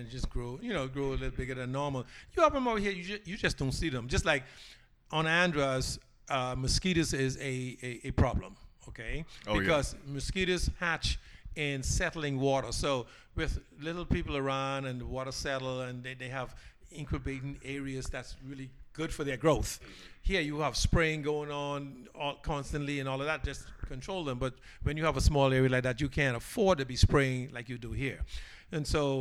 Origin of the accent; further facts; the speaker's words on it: Nassau, New Providence, Bahamas; also born or lived in Andros, Bahamas; I was born there. I left Andrews at an early age. I probably left Andrews probably 6, 7, because schooling was better in the capital, which is Nassau. And so I went to live with my grandparents in Nassau before Daddy Dos moved to Nassau. And so most of my, I grew up in Nassau